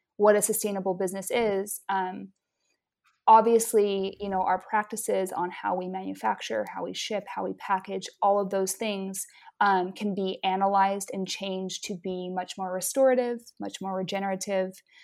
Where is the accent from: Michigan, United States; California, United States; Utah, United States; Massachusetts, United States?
Utah, United States; also born or lived in Hawaii / Maine; now in Hawaii and Maine, United States; I'm originally from Utah, and I live now between the states of Hawaii and Maine.